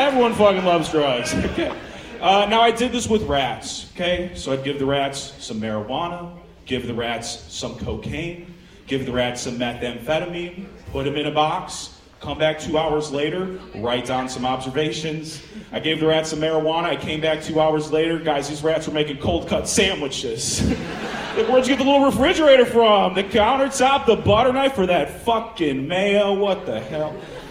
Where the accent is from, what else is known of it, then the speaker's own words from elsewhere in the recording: Chicago, Illinois, United States; I'm actually from Chicago originally, too, so this is a big fucking moment for me.